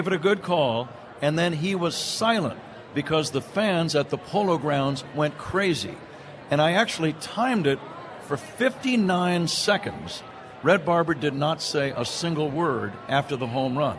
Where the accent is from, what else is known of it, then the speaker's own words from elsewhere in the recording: Bay Area, Northern California, United States; I grew up in the Bay Area, Northern California